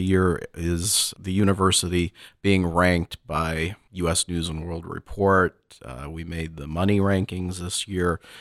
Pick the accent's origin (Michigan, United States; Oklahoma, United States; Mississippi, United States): Michigan, United States; moved away; me growing up in Michigan